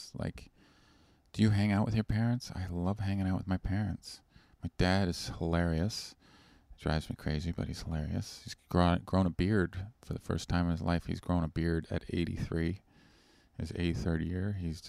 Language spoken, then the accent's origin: English; Canada; moved away as an adult; now in United States; I'm Canadian originally